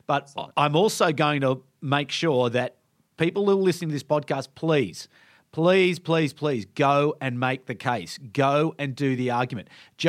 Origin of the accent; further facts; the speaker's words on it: Canberra, Australian Capital Territory, Australia; I come from Canberra, so people sort of think the same thing about Canberra.